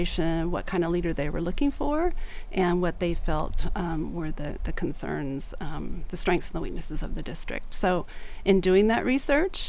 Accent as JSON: {"language": "English", "town": "Susanville", "region": "California", "country": "United States", "tie": "born or raised there", "also_born_or_lived": "Placerville, California / Bend", "said": "we finally settled in Susanville, which is a small community in the Sierras. And I spent my entire childhood in Susanville, went to school there, K-12"}